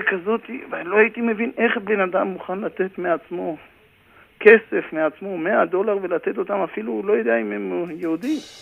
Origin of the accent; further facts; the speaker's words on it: Karmiel, Northern District, Israel; moved away as an adult; also born or lived in Haifa area, Israel; now in New York, United States; גדלתי בכרמיאל